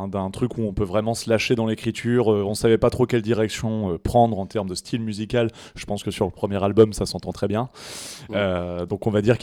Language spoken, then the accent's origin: French; Périgueux, Nouvelle-Aquitaine, France; on était au lycée Périgueux ensemble. On s'est rencontrés là-bas, mais moi je suis bordelais.